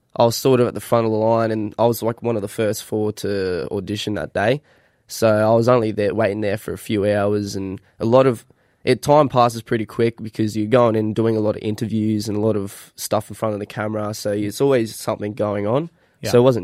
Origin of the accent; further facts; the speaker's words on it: Mareeba, Queensland, Australia; Yeah, I was born in Mariba, but done a bit of travelling around, but ended up back in Mariba, the hometown.